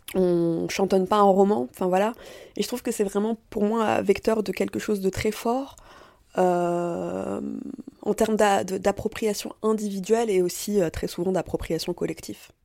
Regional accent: France; also born or lived in Tunisia (parents' origin) / Paris (Belleville, childhood familiarity); moi, je suis née en France, de parents tunisiens

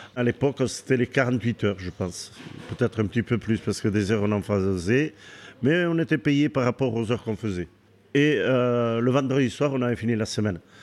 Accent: Méharin, Nouvelle-Aquitaine, France; also born or lived in Bayonne / Biarritz; je, suis né à Méharin, je suis très attaché à ce village et j'ai vécu jusqu'à l'âge de 19 ans là-bas

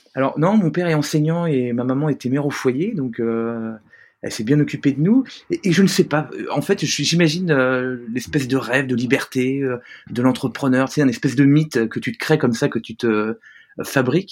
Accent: France; also born or lived in New York / San Francisco; je suis français, hein, donc j'ai la culture française.

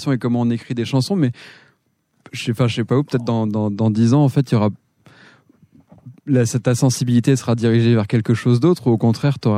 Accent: Lyon, Auvergne-Rhône-Alpes, France; Je suis lyonnais

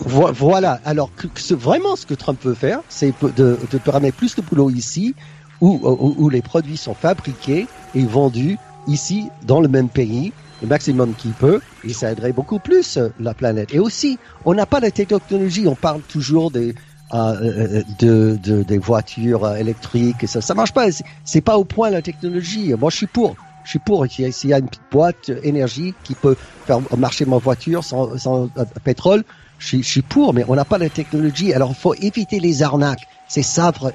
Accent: United States; now in Sarasota, United States; en tant qu'Américain

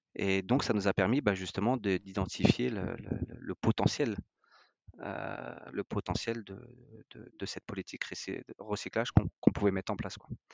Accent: France; on est français, on est des latins

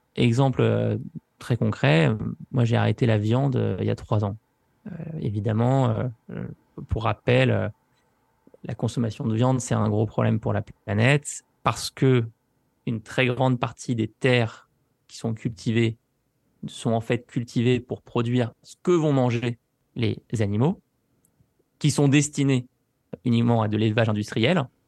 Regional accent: France; pour nous, la France

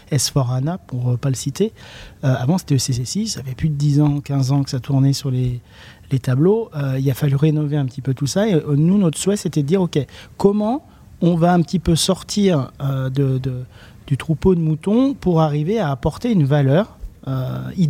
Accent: Le Coteau, Auvergne-Rhône-Alpes, France; born there; now in Brionnais, France; comme je le rappelle, je suis né euh, au Coteau, 42. Euh, ah, bah j'habite dans le 71, dans le Brionnais exactement

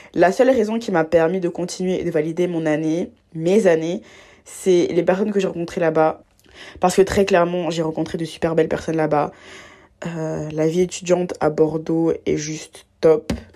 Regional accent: Abidjan, Côte d’Ivoire; j'ai grandi en Côte d'Ivoire à Abidjan

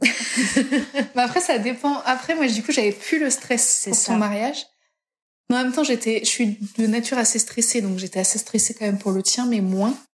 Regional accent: Brittany, France; je suis pas vendéenne à la base, je suis bretonne.

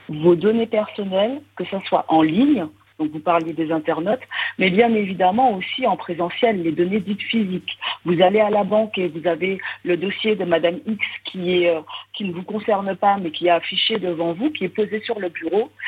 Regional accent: Martinique; now in Montréal, Canada; je suis martiniquaise

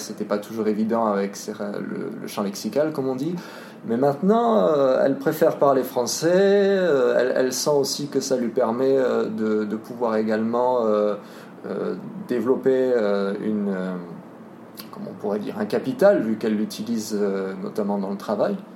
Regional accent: France; moved away as an adult; now in Poland; j'ai 23 euh, ans, je suis français.

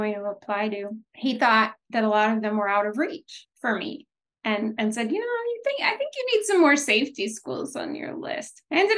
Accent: United States; born there; So I am first generation born in the U.S. My parents left Haiti under the Duvalier dictatorship

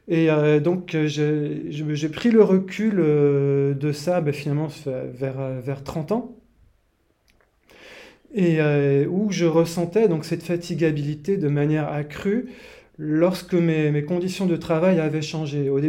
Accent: Martinique, France; à l'origine, je viens des, pays chauds, de la Martinique.

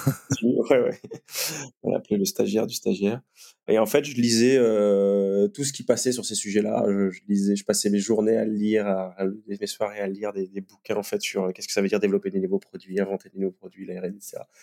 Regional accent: Guadeloupe; moved away; à l'origine, je viens de Guadeloupe

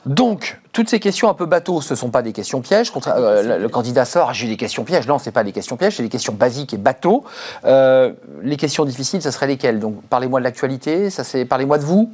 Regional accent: France; quand on est français et qu'on parle de notre pays

